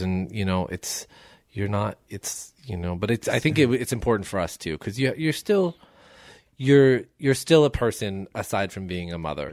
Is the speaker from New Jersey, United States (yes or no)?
yes; Somerset, New Jersey, United States; moved away as an adult; now in Los Angeles, United States; I'm from Somerset, New Jersey